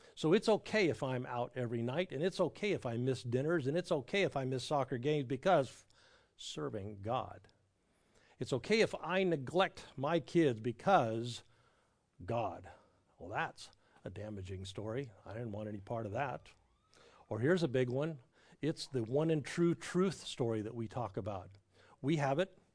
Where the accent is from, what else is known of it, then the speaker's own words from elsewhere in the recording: Southern California, United States; now in Raleigh, United States; I grew up in Southern California